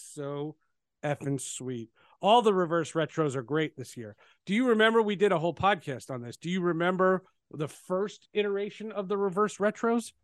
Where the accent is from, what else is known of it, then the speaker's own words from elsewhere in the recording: New Jersey, United States; also born or lived in Brooklyn, New York; I moved from Brooklyn to New Jersey